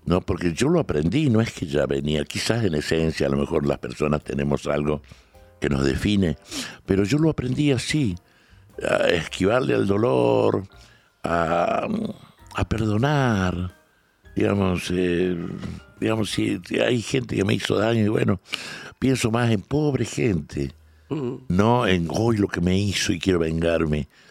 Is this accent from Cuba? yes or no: no; Salta, Argentina; accent: salteño; also born or lived in Córdoba; now in Buenos Aires, Argentina; nací en Salta, viví muchos años, después en Córdoba y ahora en Buenos Aires